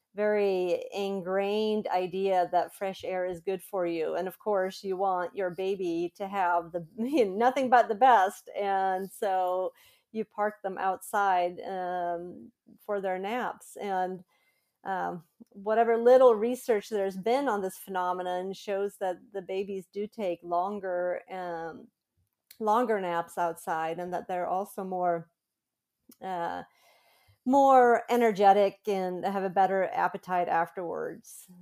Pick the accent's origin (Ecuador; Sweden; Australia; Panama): Sweden; moved away as an adult; also born or lived in United States; I was born and raised in Sweden, but I've lived in the U S for about fifteen years